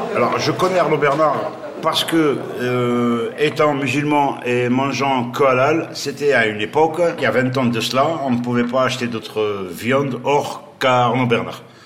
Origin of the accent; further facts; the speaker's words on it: Algiers, Algiers Province, Algeria; moved away as an adult; now in Toulouse, France; je suis originaire d'Algérie euh, à la base, d'Alger